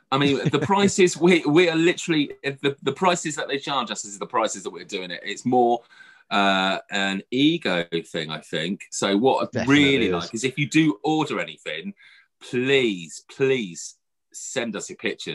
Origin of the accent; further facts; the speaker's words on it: United Kingdom; because we are British